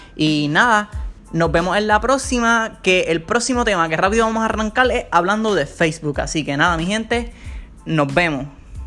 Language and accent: Spanish; Ponce, Puerto Rico; now in San Juan, Puerto Rico; yo soy nacido en Ponce, pero ahora mismo actualmente estoy viviendo en San Juan, Puerto Rico